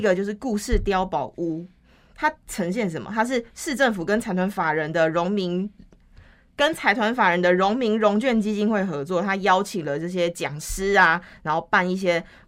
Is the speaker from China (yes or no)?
no; Taiwan; 我是眷村长大小